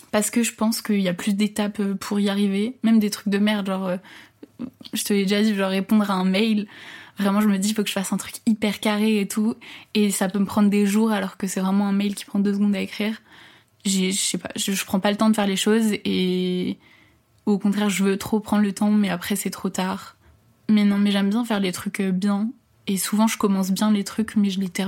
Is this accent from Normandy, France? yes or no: no; Paris, Île-de-France, France; je suis née à Paris. Euh, j'ai habité toute euh, ma vie plus ou moins en région parisienne, dans le 92. J'ai 22 ans cette année.